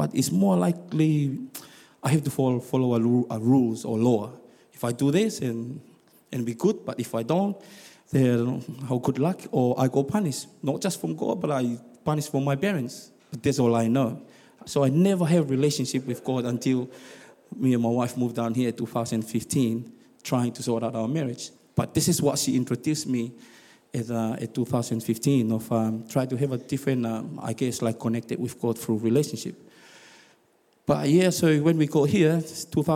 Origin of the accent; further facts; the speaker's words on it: Tonga; also born or lived in Rotorua, New Zealand; now in South Island, New Zealand; I'm from Tonga